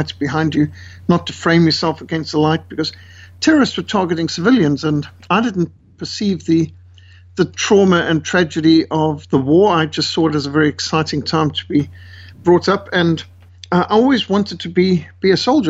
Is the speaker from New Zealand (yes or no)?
no; Zimbabwe; I was brought up in Rhodesia